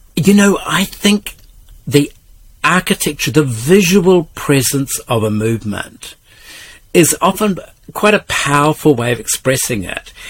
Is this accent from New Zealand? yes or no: yes; Karamea, West Coast, New Zealand; where I grew up in Karamea